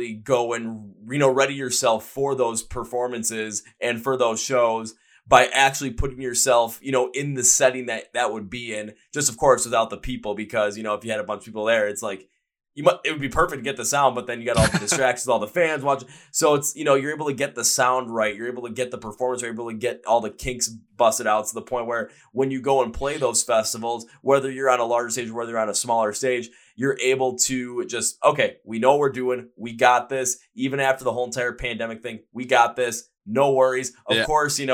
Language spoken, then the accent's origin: English; Milwaukee, Wisconsin, United States; I'm from the States. Like, I'm what city? I'm from Milwaukee